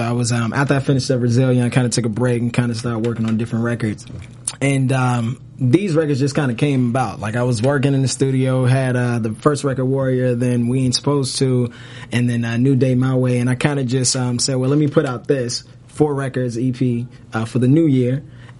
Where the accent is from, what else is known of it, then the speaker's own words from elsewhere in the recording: Jamaica; Like, I'm Jamaican, so I've been going to a little bit of reggae